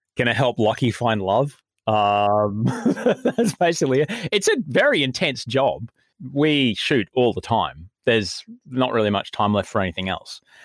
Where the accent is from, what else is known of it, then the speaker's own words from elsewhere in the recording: Brisbane, Queensland, Australia; moved away as an adult; also born or lived in Adelaide / United States; now in Sydney, Australia; did pretty much all of the growing up stuff in, in Brisbane